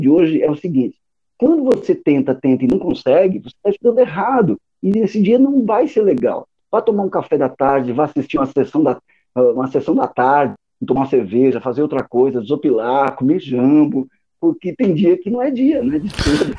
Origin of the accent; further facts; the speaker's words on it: Canela, Rio Grande do Sul, Brazil; moved away as an adult; also born or lived in Torres, Brazil; now in Recife, Brazil; eu nasci em Torres, mas com um ano, um ano e pouco de idade, eu fui morar em Canela. Viu, né? Canela, divisa com Gramado ali. E aí eu fiquei lá até os meus treze anos em Canela pra depois voltar pra Torres